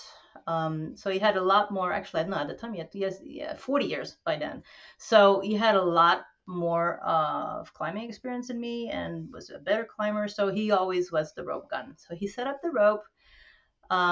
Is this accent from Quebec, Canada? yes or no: yes; Montreal, Quebec, Canada; also born or lived in New York City; now in New Paltz, United States; I hail from French Quebec, born and raised in Montreal, moved to New York City, and then ended up in the Gunks in New Paltz